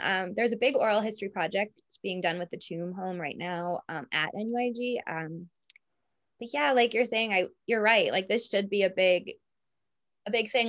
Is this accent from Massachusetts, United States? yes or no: yes; Boston, Massachusetts, United States; now in Ireland; I'm from Boston